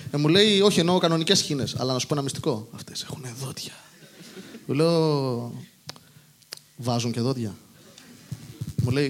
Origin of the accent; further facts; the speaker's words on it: Rosochori, Greece; από το χωριό μου, το Ρωσοχώριο Ανίνων.